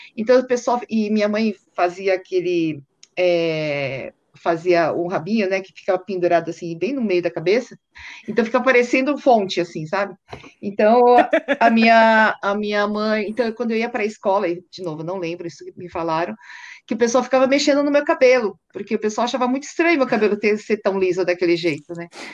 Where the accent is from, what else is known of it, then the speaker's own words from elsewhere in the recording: São Paulo, Brazil; eu sou de São Paulo, sempre morei em São Paulo